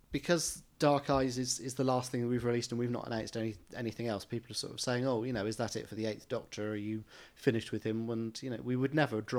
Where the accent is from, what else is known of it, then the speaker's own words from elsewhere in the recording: Australia; anyway, I'm from Australia, where Colin Baker is too at the moment.